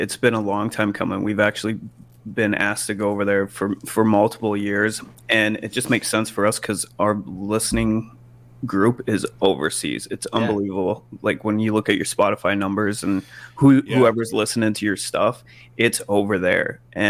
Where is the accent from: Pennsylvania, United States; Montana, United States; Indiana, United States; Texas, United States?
Montana, United States; moved away; this was when I lived in Montana, and they were coming through my home state